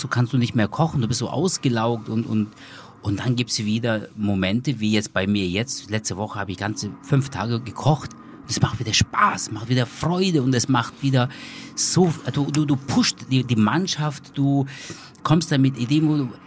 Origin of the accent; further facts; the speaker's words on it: Germany; bei uns in Deutschland